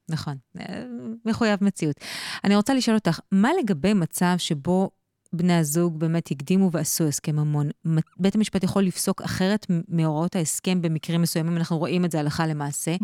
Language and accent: Hebrew; Israel; אצלנו בישראל